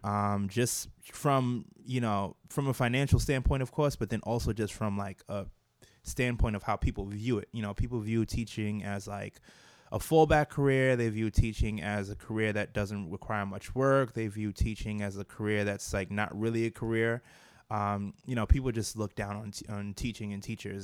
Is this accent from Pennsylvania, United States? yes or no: no; New York City, New York, United States; also born or lived in Brooklyn, New York; I was raised uh, in Staten Island, and I lived a good portion of my life in Staten Island